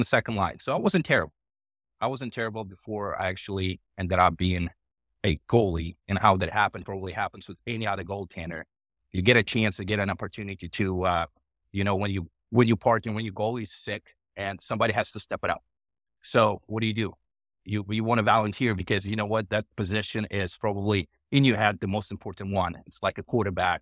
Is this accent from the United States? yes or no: no; Russia; moved away; also born or lived in Ukraine; I was born in Ukraine, uh, and I grew up in Russia, uh, for the most part